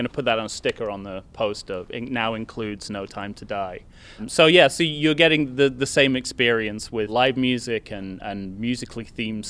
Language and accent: English; United Kingdom; moved away; because I am a British person living in a foreign country